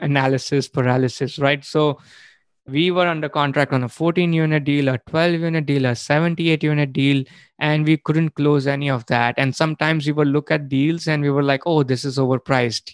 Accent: India; moved away as an adult; I was born and brought up in India

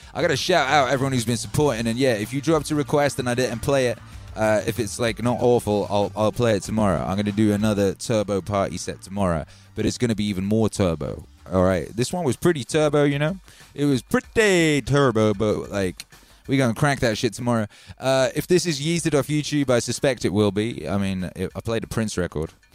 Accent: Wales, United Kingdom; I grew up in Wales

